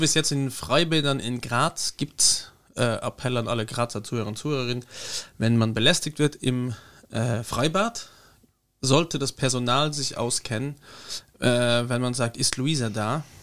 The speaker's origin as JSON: {"language": "German", "country": "Luxembourg", "said": "Bei uns in Luxemburg"}